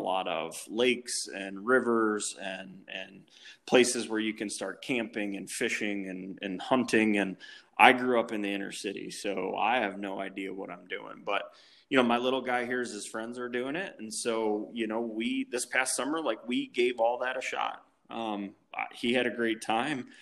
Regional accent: Cleveland, Ohio, United States; moved away as an adult; also born or lived in Toledo, Ohio; I grew up in Cleveland um, all through my childhood, um, and, and went to high school there

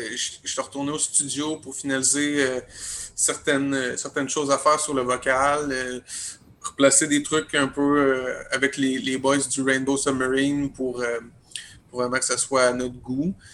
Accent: Rivière-du-Loup, Quebec, Canada; moved away as an adult; now in Quebec City, Canada; moi, je suis natif de Rivière-du-Loup, mais je travaille à Québec euh, depuis. Euh, ça. va faire cinq ans.

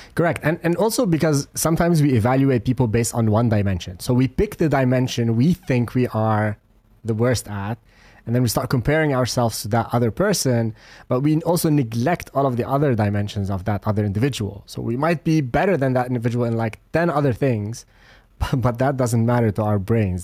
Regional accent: Lebanon; I come from Lebanon.

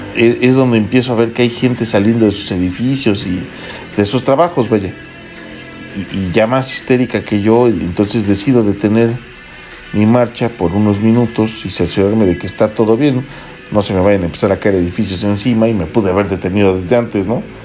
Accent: Mexico City, Mexico; soy chilango

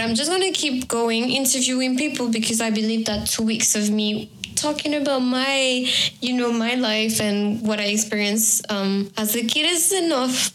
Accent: France; moved away; also born or lived in Peru; I'm going back to France, to my home country

